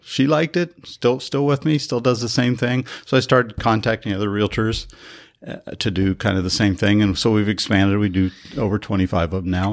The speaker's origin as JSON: {"language": "English", "region": "Colorado", "country": "United States", "tie": "born or raised there", "moved": "yes", "lives_now": "San Diego, United States", "said": "I grew up in Colorado in a little, a very, very small town"}